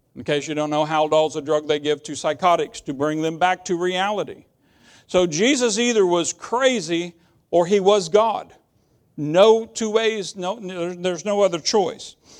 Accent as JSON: {"language": "English", "country": "United States", "said": "I'm an American"}